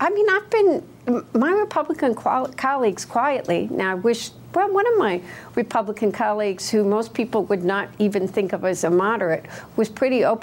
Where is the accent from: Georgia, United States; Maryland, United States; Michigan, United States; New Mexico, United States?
Michigan, United States; Dearborn; my hometown of Dearborn